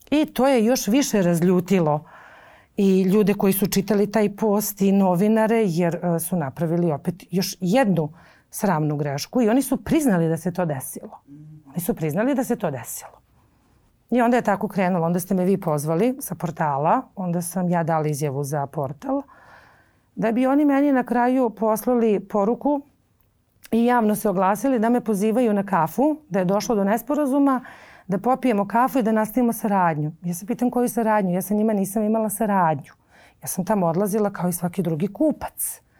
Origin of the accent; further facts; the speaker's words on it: Belgrade, Serbia; also born or lived in Lebanon / Cyprus; ja sam e, došla sa nepunih sedam godina u Beograd. Mi smo živjeli na relaciji Liban, Kipar, Beograd. Uh, I za sedam godina sam došla ovde da upišem školu. Majka odlučila da me ovde školuje, da ovde živimo.